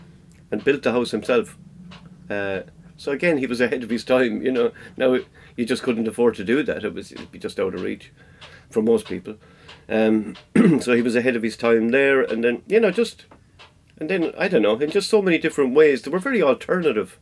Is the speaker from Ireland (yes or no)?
yes; Ireland; we grew up sailing up in Lochdurg